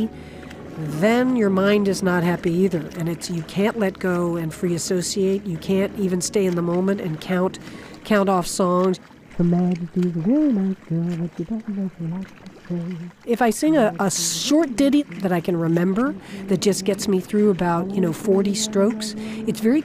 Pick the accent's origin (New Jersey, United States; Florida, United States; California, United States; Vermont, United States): Florida, United States; I grew up in Florida, right on the ocean.